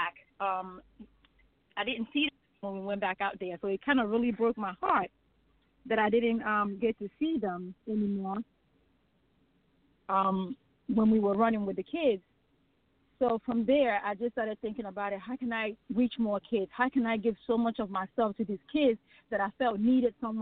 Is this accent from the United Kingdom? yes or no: no; Nigeria; now in United States; I am originally from Nigeria. That is my homeland